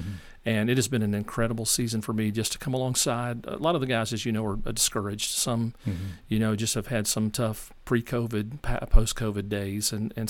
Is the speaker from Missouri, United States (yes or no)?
no; Memphis, Tennessee, United States; So I'm a Memphis guy, born and raised in Memphis. We continue to live there. We live in the city of Bartlett.